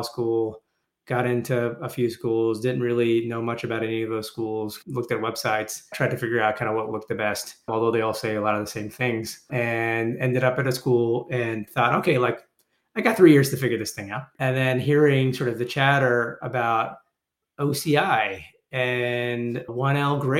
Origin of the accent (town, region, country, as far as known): Toronto, Ontario, Canada; born or raised there; moved away